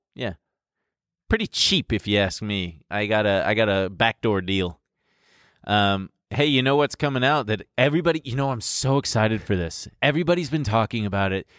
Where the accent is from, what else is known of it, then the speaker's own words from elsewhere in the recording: Long Beach, California, United States; My hometown, Long Beach